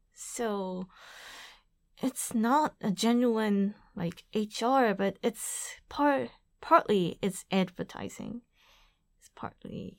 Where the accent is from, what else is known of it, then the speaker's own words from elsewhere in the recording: Aichi, Japan; also born or lived in New York; I'm from Aichi Prefecture